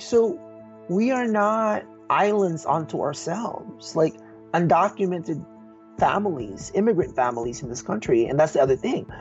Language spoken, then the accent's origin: English; Bay Area, California, United States; also born or lived in Philippines; I live in the Bay Area where I, where I grew up